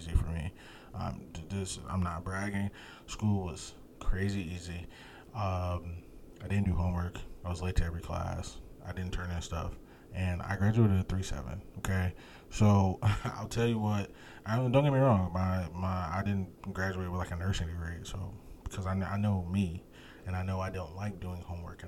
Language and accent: English; United States; I'm an American